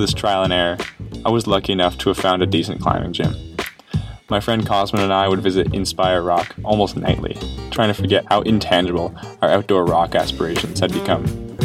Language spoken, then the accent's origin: English; Canada; also born or lived in Montreal; as a Canadian who had never visited the state